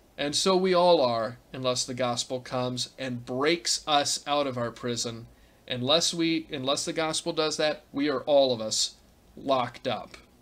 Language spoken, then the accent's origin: English; Gulf Coast of Texas and Louisiana, United States; moved away; where I grew up on the Gulf Coast of Texas and Louisiana